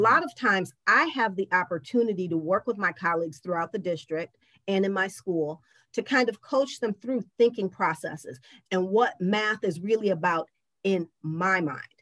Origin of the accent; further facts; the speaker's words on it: Lansing, Michigan, United States; now in Detroit, United States; I grew up in Lansing where there were some kids who looked like me and some kids who didn't